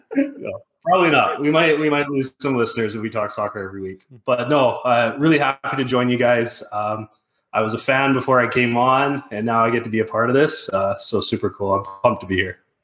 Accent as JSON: {"language": "English", "country": "Canada", "said": "I'm Canadian"}